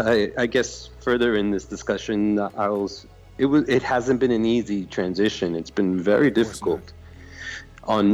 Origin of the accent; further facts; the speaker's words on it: Yonkers, New York, United States; moved away as an adult; also born or lived in New Rochelle, New York / Bronx, New York / Brooklyn, New York / Berlin; now in Germany; But I was born in New Rochelle, New York, and lived a big portion of my life in Yonkers.